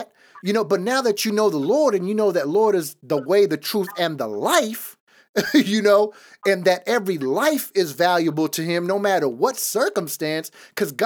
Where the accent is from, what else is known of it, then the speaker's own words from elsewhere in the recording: Los Angeles, California, United States; I was born in East Los Angeles, in one of the worst neighborhoods in East LA. My dad was a gang member.